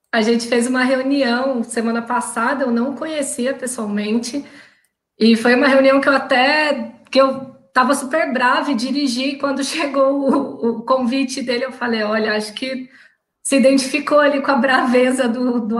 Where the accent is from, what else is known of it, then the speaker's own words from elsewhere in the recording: Minas Gerais, Brazil; É, é tá porque tá bem eu sou mineira.